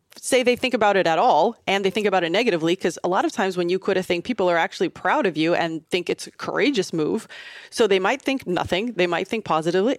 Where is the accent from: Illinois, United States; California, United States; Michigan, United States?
Illinois, United States; Southern; I grew up in Southern Illinois, about twenty minutes outside of Saint Louis, so very small kind of farm town